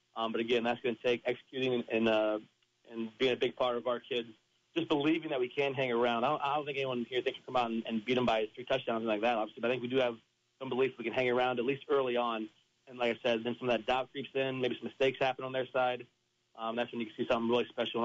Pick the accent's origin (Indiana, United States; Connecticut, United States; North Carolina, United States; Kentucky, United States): Indiana, United States; South Adams; growing up in South Adams